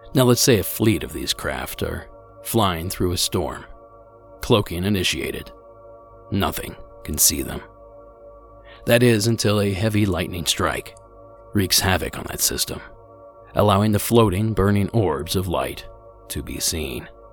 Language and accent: English; Ohio, United States; my home state of Ohio